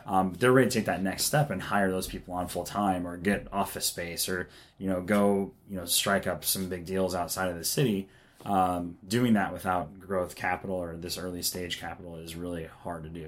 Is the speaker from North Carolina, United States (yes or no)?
no; Omaha, Nebraska, United States; moved away as an adult; now in Kansas City, United States; I'm from Omaha originally